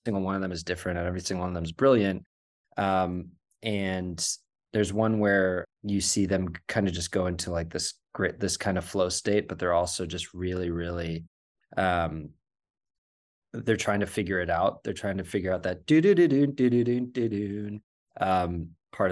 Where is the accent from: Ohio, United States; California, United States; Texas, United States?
California, United States; Marin County; growing up in Marin County